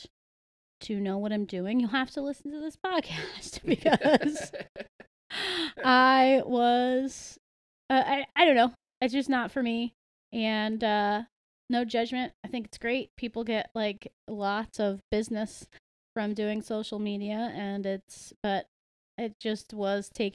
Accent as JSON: {"language": "English", "country": "United States", "tie": "born or raised there", "said": "I was raised in the United States"}